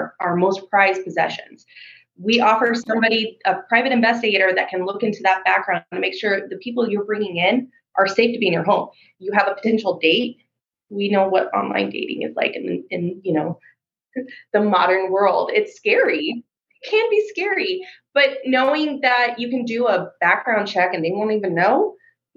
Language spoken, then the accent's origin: English; Pacific Northwest, United States; I grew up in the Pacific Northwest